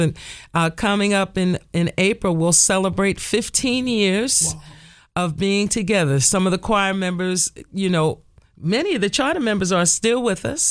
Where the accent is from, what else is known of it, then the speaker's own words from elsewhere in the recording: Nutley, New Jersey, United States; I grew up in the First Baptist Church of Nutley, New Jersey